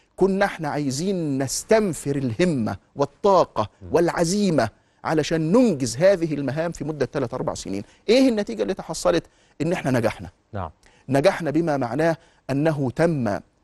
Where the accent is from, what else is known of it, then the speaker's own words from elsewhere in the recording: Egypt; إحنا كمصريين